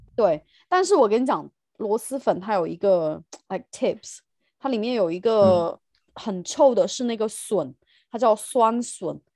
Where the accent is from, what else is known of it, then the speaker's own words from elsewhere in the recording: Sichuan, China; also born or lived in London; now in United Kingdom; 我是四川人